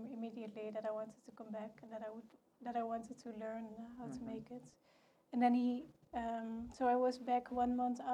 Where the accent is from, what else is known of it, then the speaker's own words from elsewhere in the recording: Tilburg, North Brabant, Netherlands; I'm from Tilburg, which is the textile city.